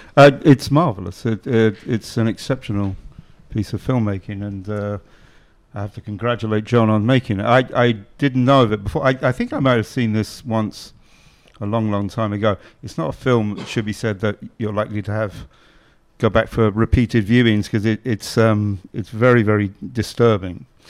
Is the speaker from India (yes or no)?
no; Ireland; I'm Irish